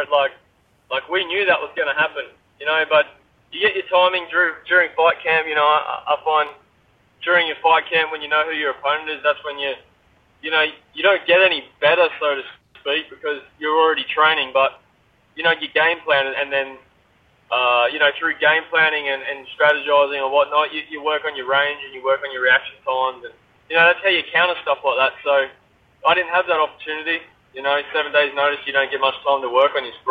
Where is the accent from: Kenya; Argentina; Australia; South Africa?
Australia; I'm an Aussie man.